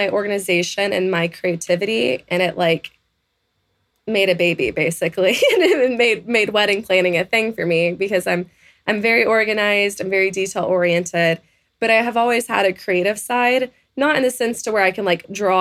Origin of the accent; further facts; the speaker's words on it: Texas, United States; I was born and raised in Texas